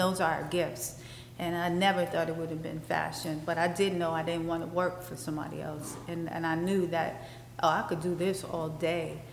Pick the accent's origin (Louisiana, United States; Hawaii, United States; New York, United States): New York, United States; New York City; where I grew up in Bed Stuy, it was like the Iraq